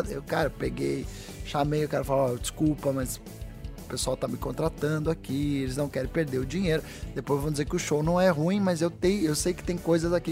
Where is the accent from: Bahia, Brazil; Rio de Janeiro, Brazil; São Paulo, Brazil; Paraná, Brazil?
Paraná, Brazil; Curitiba; E eu, sou de Curitiba, então isso era uma coisa a meu favor que as pessoas me conhecem lá, né?